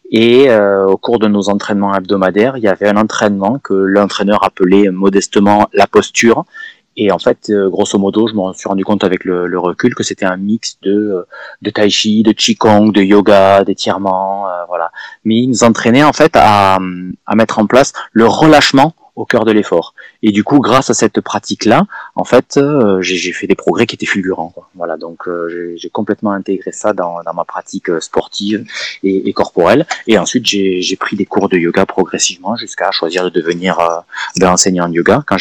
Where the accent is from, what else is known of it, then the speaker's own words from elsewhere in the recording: Perpignan, Occitania, France; moved away as an adult; also born or lived in Lyon; je suis de Perpignan, je suis né à Perpignan, j'ai grandi par là-bas donc euh, dans le sud et au bord de la mer. J'ai fait mes études à Lyon.